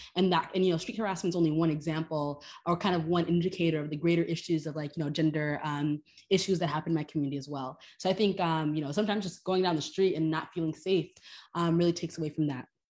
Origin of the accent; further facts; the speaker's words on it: Miami, Florida, United States; moved away as an adult; also born or lived in Haiti; now in New York, United States; my community where I grew up in Miami, but also in Haiti, too.